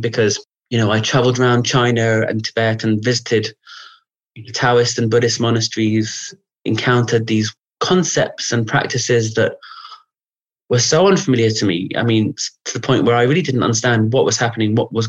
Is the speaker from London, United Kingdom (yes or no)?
yes; London, United Kingdom; I grew up in London